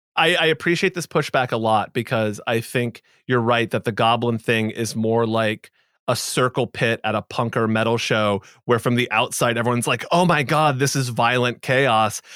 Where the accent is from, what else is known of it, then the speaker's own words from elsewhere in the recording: Boston, Massachusetts, United States; I'm from Boston